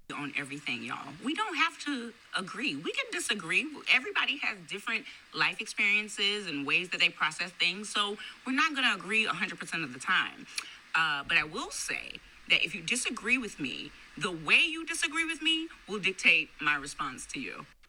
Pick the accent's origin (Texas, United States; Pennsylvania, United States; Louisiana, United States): Louisiana, United States; born or raised there; moved away